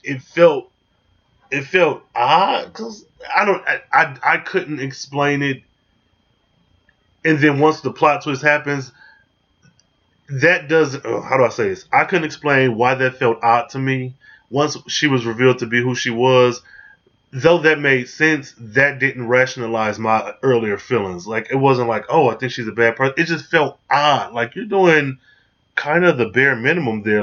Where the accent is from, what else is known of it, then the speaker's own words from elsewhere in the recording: Michigan, United States; I'm being from Michigan